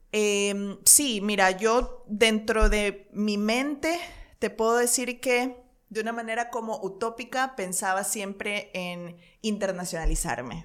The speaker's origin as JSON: {"language": "Spanish", "country": "Ecuador", "moved": "as an adult", "said": "mi país, es como muy lamentable que un país de gente tan trabajadora, de cuatro regiones hermosas, de volcanes, de paisajes, de Galápagos, de la Amazonía"}